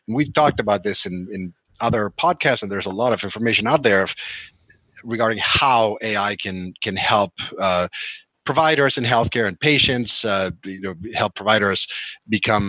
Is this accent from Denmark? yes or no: no; Argentina; now in United States; South America, where I'm from, you know, I was born in Argentina